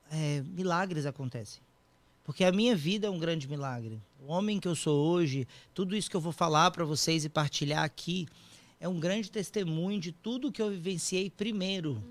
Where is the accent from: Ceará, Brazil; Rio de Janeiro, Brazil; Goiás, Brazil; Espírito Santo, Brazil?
Espírito Santo, Brazil; Vitória; now in São Paulo, Brazil; e daí eu me mudei para São Paulo, saí de Vitória no Espírito Santo Fui morar em São Paulo para poder fazer o curso.